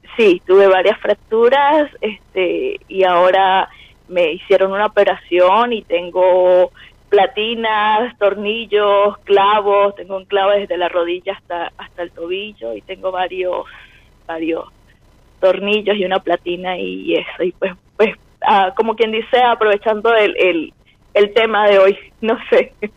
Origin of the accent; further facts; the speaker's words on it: Venezuela; moved away as an adult; now in Santiago, Chile; Venezolana, venezolana viviendo en Santiago de Chile.